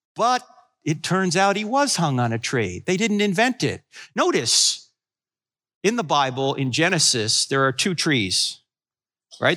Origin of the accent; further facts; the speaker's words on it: New Jersey, United States; moved away; I'm originally from New Jersey